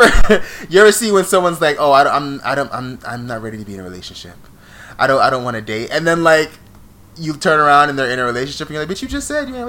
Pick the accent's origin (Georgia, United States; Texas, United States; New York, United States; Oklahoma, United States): New York, United States; accent: New York